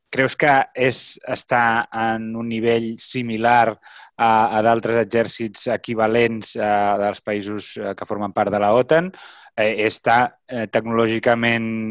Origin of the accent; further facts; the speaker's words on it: Catalonia, Spain; com a catalans